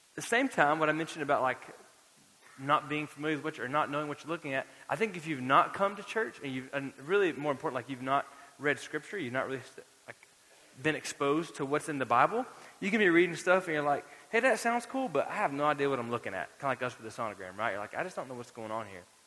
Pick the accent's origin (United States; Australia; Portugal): United States; Florida; now in Lubbock, United States; had I known I was going to live in West Texas, I might have gone to the beach more growing up in Florida